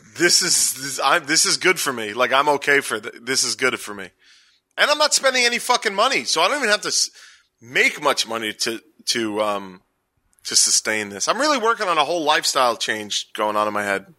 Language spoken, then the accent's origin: English; New York City, New York, United States; I'm from Staten Island. We add S's